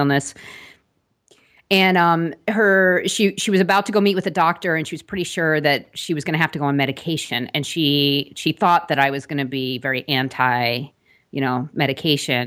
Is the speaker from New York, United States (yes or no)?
yes; Long Island, New York, United States; I grew up on Long Island, actually, right outside of New York